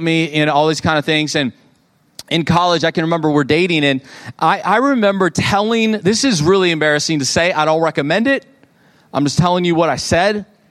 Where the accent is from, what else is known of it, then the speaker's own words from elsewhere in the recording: Fenton, United States; moved away; also born or lived in Oklahoma; I grew up in Fenton and now we're, you know, in Oklahoma